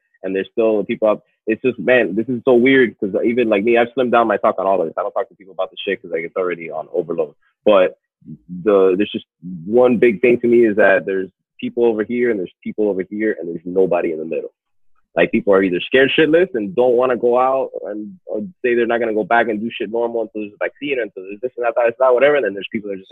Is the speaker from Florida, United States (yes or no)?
yes; Miami, Florida, United States; I'm from Miami